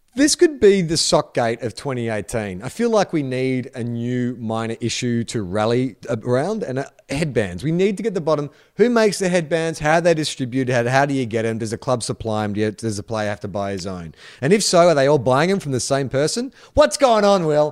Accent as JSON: {"language": "English", "country": "United States", "moved": "yes", "lives_now": "Australia", "said": "as an American"}